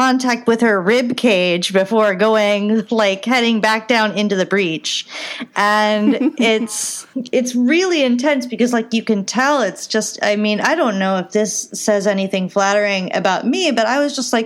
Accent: Ohio, United States; we had a 50-cent movie theater in my my hometown in Ohio

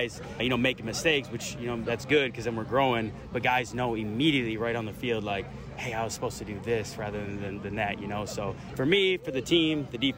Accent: Minnesota, United States; moved away; I grew up in Minnesota

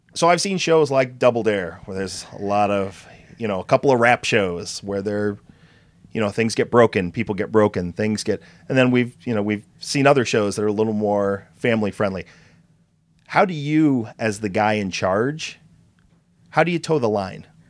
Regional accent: Chicago, Illinois, United States; I'm from Chicago

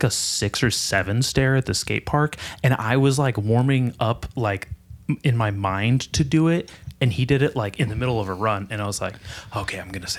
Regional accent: Nipomo, California, United States; I grew up in Napomo. I grew up skating with those guys.

